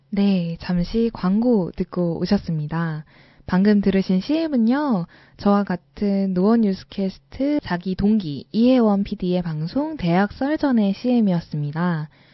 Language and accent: Korean; Seoul, South Korea; 저는 서울에서 태어나서 아직까지 서울에서 벗어나서 살아본 적이 없어요.